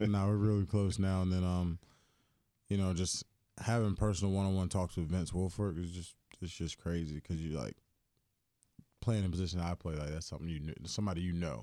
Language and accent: English; Greensboro, North Carolina, United States; now in Houston, United States; when I grew up, the farm league team, we were the Greensboro Bats